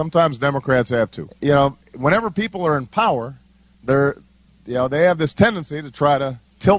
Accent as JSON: {"language": "English", "town": "Chicago", "region": "Illinois", "country": "United States", "said": "I come from Chicago"}